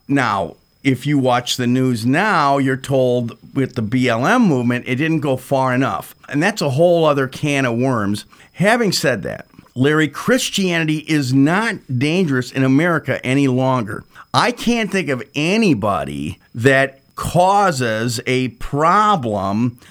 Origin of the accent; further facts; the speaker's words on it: Switzerland; I was born in Switzerland